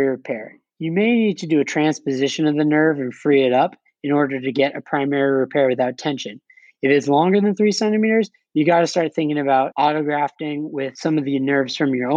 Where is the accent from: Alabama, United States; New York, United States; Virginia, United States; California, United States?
California, United States; Los Angeles; I'm from Los Angeles